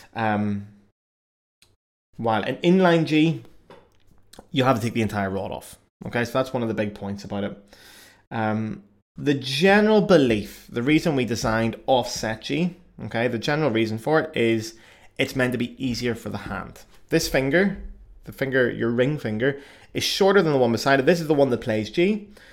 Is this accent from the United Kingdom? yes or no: yes; Belfast, Northern Ireland, United Kingdom; accent: Irish; moved away as an adult; also born or lived in Cardiff, Wales / Paris, France; now in Cologne, Germany; I'm from Belfast. Belfast in the north of Ireland. So I was born there, um, and I grew up in the fruit band tradition originally there.